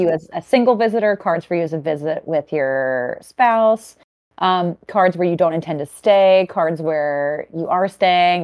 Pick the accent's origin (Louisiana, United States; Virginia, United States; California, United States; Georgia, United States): Louisiana, United States; Cajun; as a Cajun girly